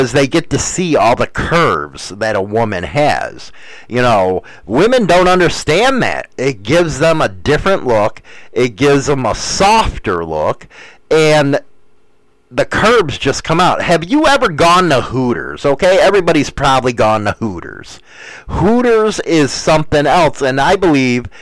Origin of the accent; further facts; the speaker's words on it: United States; I'm American